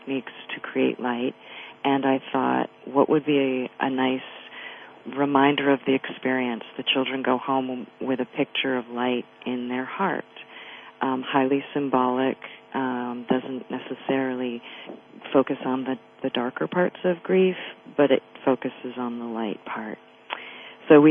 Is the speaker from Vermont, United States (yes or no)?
yes; Vermont, United States; moved away as an adult; I grew up in Vermont, and all of my family and friends are there